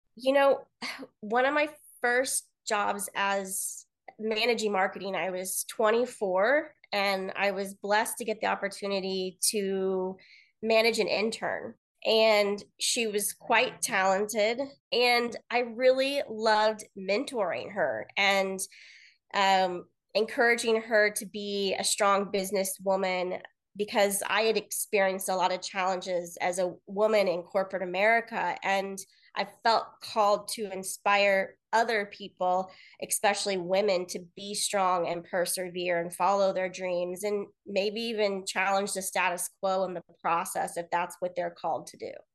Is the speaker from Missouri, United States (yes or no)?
yes; Kansas City, Missouri, United States; moved away as an adult; also born or lived in Columbia, Missouri; now in Los Angeles, United States; I'm originally from Kansas City, Missouri, in the United States.